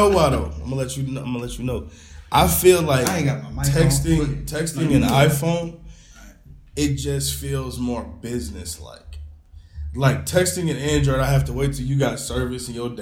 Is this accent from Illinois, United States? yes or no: yes; Kankakee, Illinois, United States; also born or lived in Bradley, Illinois; I was born in Kankakee